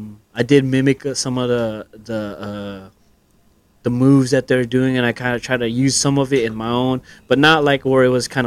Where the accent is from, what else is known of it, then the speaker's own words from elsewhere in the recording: North Carolina, United States; North Carolina. I'm from North Carolina.